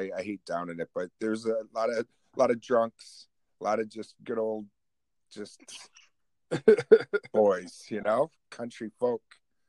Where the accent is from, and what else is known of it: Oswego, New York, United States; born or raised there